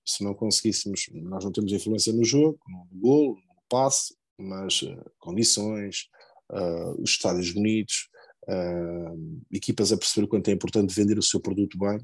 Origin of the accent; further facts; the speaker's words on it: Lordelo, Portugal; sou de Lordelo